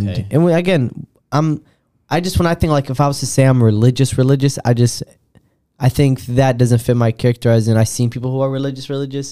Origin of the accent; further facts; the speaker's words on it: Rockford, Illinois, United States; I grew up in Rockford